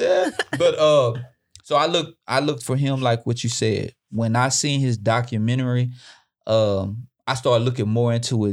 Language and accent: English; Houston, Texas, United States; I'm from Houston